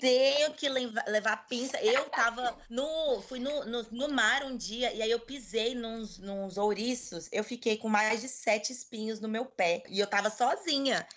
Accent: Brazil; eu sou estrangeira, eu não sou daqui, eu sou brasileira

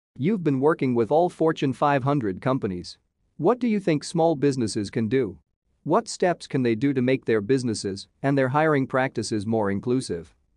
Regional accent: Miami, Florida, United States; I'm from Miami originally

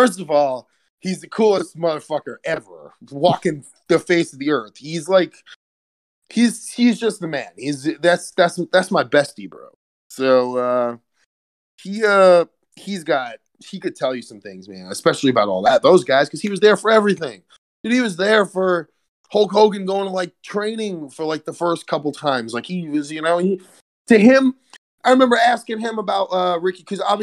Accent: New York City, New York, United States; I'm a New Yorker

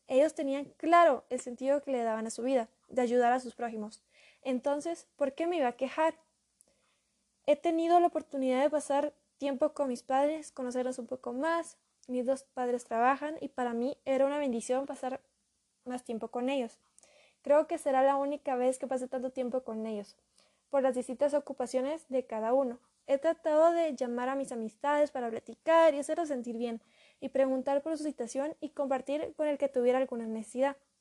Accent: Guatemala

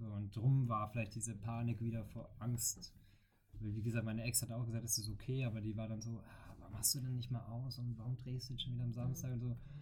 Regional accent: Bavaria, Germany; also born or lived in Franconia; now in Cologne, Germany; als Bayer

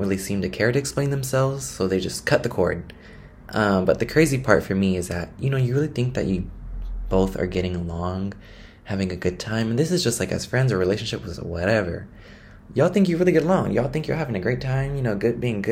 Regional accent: the Bay Area, California, United States; moved away as an adult; now in Buenos Aires, Argentina; I'm from the Bay Area

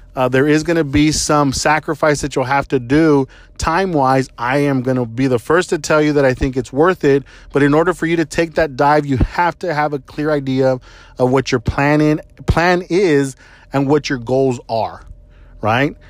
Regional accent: San Antonio, Texas, United States; I was born in San Antonio, Texas

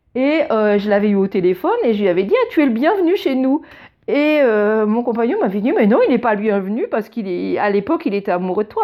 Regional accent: France; moved away as an adult; now in Germany; je suis française

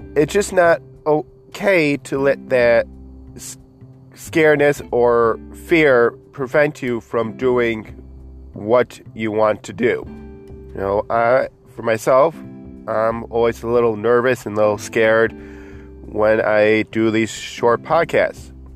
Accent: Buffalo, New York, United States; my hometown of uh, Buffalo, New York

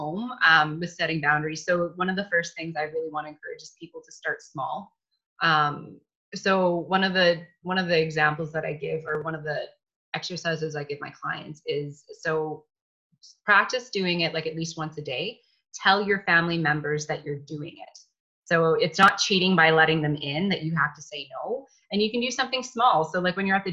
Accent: Canada; being Canadian, I think we had that kind of ingrained in us to be nice and to be polite

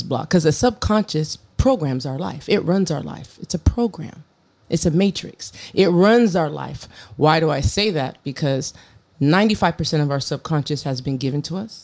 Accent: San Diego, California, United States; moved away as an adult; I am from San Diego. This is home, mm-hmm. although I don't live here presently

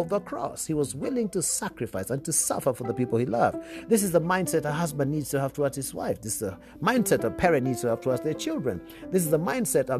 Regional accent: Kenya; if you come from my home country or East African region

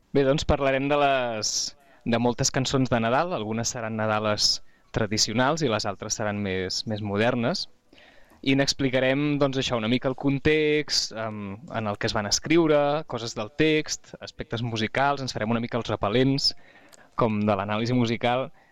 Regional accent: Catalonia, Spain; nosaltres a Catalunya

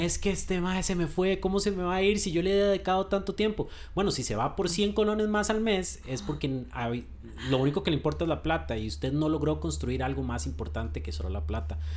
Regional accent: Costa Rica; como los ticos

